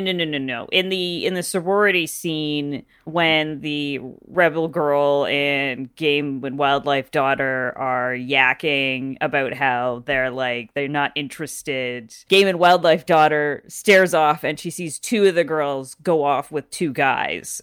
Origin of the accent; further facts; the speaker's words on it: Canada; I grew up in Canada